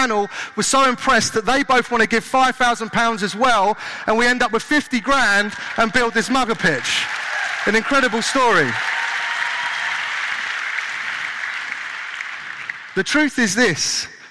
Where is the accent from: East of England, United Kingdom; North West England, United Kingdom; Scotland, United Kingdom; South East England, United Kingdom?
South East England, United Kingdom; Kent; now in Southampton, United Kingdom; I grew up in Kent